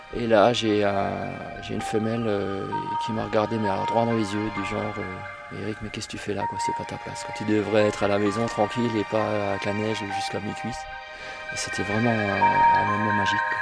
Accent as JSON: {"language": "French", "area": "Northern Vosges", "region": "Grand Est", "country": "France", "moved": "as an adult", "lives_now": "Munster valley, France", "said": "je suis originaire des Vosges du Nord, donc de Nina des bains"}